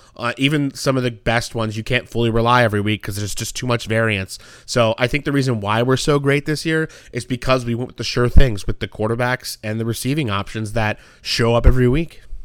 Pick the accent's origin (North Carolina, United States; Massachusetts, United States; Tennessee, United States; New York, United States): North Carolina, United States; my home state of Carolina, N-, North Carolina